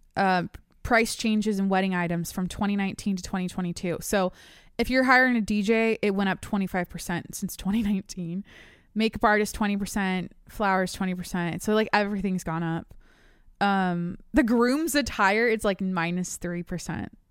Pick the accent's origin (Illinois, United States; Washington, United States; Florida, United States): Washington, United States; now in San Diego, United States; I'm from Washington. I live in San Diego